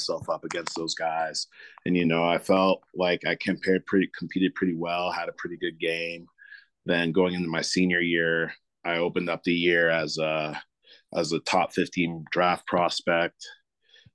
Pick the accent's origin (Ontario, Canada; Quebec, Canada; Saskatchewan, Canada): Ontario, Canada; Toronto; I was born and raised in Toronto